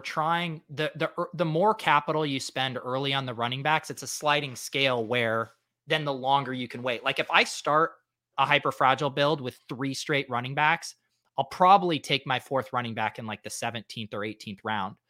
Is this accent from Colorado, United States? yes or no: yes; Denver, Colorado, United States; I, I grew up in Denver